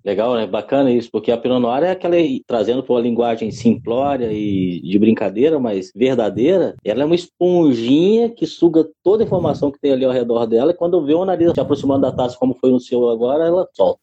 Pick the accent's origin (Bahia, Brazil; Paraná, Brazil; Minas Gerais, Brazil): Minas Gerais, Brazil; como sou de Minas